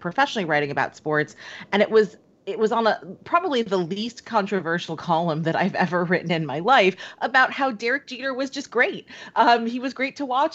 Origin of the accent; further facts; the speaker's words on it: New York, United States; growing up in, in New York and, and my hometown.